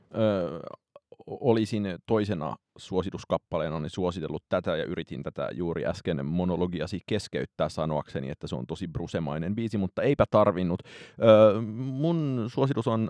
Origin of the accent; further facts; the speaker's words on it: Heinola, Päijät-Häme, Finland; olen Heinolasta kotoisin